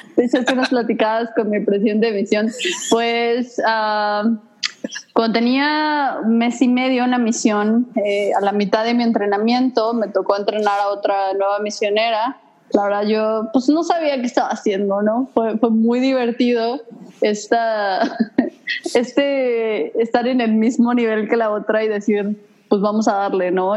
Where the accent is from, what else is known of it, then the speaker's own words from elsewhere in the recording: Mexico City, Mexico; moved away as an adult; also born or lived in Cancún; now in Idaho, United States; yo soy chilanga, eh, nací en la Ciudad de México